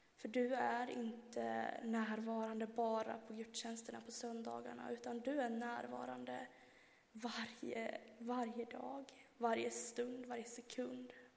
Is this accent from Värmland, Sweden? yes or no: yes; Värmland, Sweden; moved away; hemma i Värmland